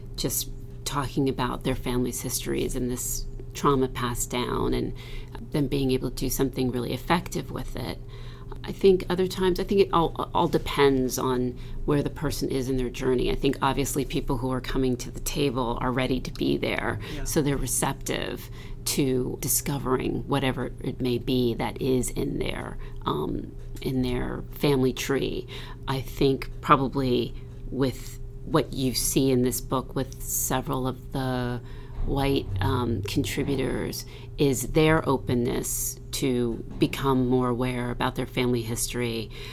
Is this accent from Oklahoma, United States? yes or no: no; New Jersey, United States; also born or lived in Morristown, New Jersey; When I was in middle school, we moved from South Jersey to um, Morristown, New Jersey